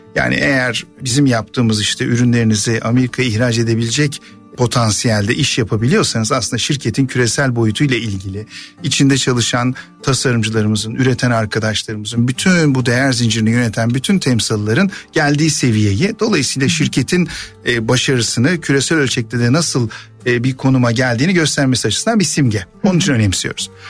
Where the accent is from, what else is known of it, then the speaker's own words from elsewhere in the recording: Ankara, Turkey; Ankara'da doğup büyüdüm.